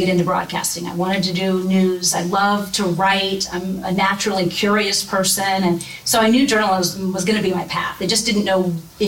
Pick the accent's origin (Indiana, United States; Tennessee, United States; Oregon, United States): Indiana, United States; near Muncie; also born or lived in Grand Rapids, Michigan / Fort Wayne, Indiana; And I grew up in Indiana. I grew up, you know, 10 minutes outside of Muncie, and this was home.